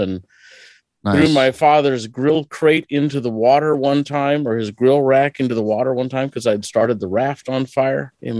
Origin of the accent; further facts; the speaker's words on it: Hartington, Nebraska, United States; I was born and raised. I grew up in a remodeled country schoolhouse on the top of a hill.